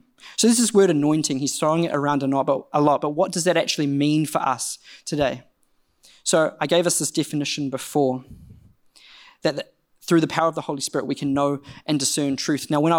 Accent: Rotorua, Bay of Plenty, New Zealand; Now, I don't know about you, but I grew up in Rotorua, and from a young age, I grew up in quite a conservative Brethren church

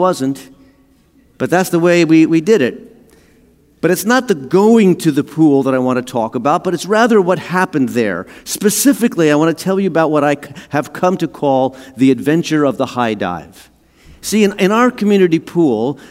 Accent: New Jersey, United States; In the town that I grew up in New Jersey, we had a community pool.

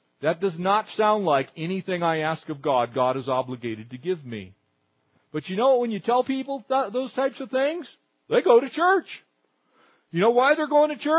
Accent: Southern California, United States; I grew up here in Southern California

